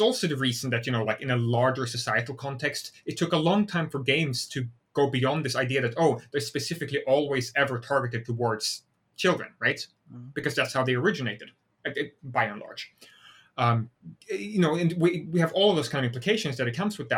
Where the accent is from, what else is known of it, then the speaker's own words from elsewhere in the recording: Sweden; English is a second language; moved away as an adult; now in United States; I'm Swedish, right? Like, I was born in Sweden. I lived in Sweden for a very long time, and I only moved to the US 6 years ago.